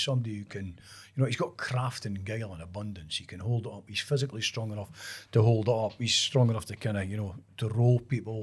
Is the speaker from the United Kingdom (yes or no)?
yes; Kirk, Scotland, United Kingdom; I was brought up in Kirk